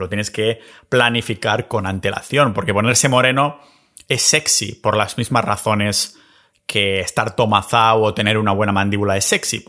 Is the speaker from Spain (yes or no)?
yes; a village near Barcelona, Catalonia, Spain; en mi pueblo cerca de Barcelona